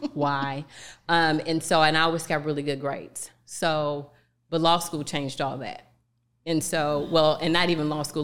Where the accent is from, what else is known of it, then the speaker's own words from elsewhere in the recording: East St. Louis, Illinois, United States; my hometown of East Saint Louis